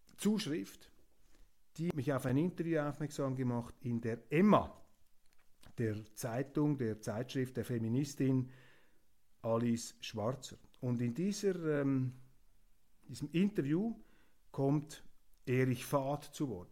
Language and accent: German; Switzerland; ich als Schweizer Demokrat